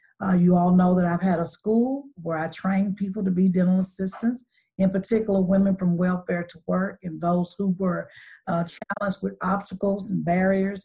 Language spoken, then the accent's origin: English; Chattanooga, Tennessee, United States; I am a native Chattanoogan. I was born in College Hill Courts. And so this city is my home. And I am considered a daughter of the city because I was raised here all of my life